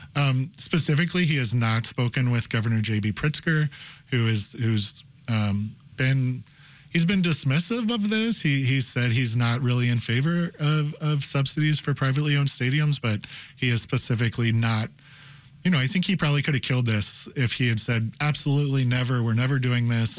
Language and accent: English; Cincinnati, Ohio, United States; now in Chicago, United States; I'm from Cincinnati